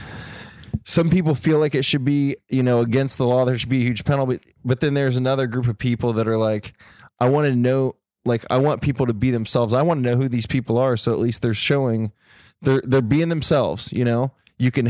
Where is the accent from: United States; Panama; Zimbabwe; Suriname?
United States; Ohio; I come from Ohio